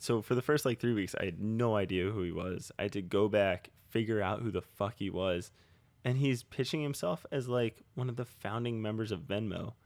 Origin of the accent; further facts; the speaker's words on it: New Jersey, United States; moved away as an adult; now in Philadelphia, United States; we're from Jersey. We all moved into Philly now.